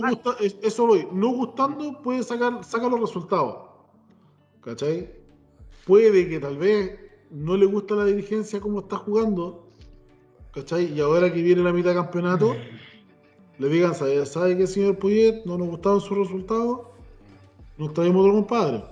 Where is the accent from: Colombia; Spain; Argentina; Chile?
Chile